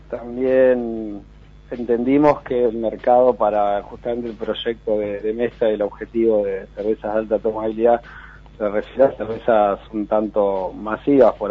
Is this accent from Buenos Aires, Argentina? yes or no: no; San Martín de los Andes, Neuquén, Argentina; que somos amigos desde hace más, no sé, de 20, 20 y pico de años, nos criamos en San Martín de los Andes, y hicimos un poco a la inversa, ¿viste? En vez de una vez que uno está en la ciudad, se quiere recalar en la montaña, nos vinimos de la montaña a la ciudad